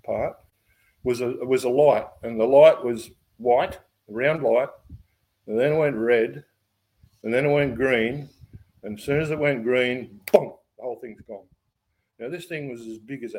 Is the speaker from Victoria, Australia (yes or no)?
no; Ballina, New South Wales, Australia; we come from Ballina